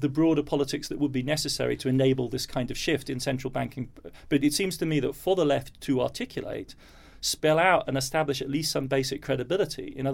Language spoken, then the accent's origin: English; Germany; now in New York, United States; I sound English and I have a UK passport. I grew up in Germany, so I'm in a rather unfortunate